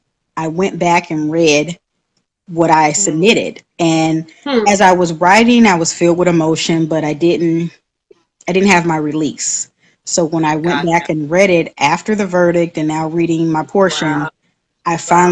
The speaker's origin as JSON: {"language": "English", "town": "San Diego", "region": "California", "country": "United States", "moved": "yes", "lives_now": "Birmingham, United States", "said": "I am originally from San Diego, California, residing in Birmingham, Alabama"}